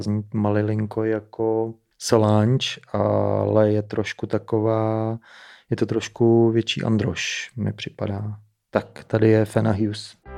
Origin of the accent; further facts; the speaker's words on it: Czechia; I'm from Čekoslovákia